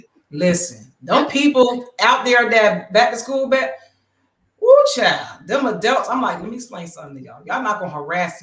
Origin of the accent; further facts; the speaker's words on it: Bristol, Pennsylvania, United States; my hometown of Bristol, Pennsylvania.